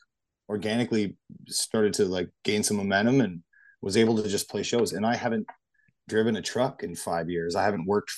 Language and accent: English; Brampton, Ontario, Canada; moved away as an adult; now in Moncton, Canada; I was born and raised in Brampton, Ontario